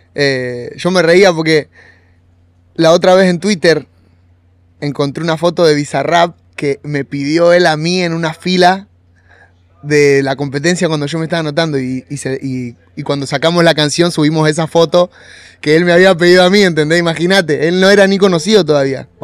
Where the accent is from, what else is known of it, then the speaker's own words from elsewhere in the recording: Monte Grande, Buenos Aires Province, Argentina; Montegrande es, es de donde yo nací y bueno, y era un lugar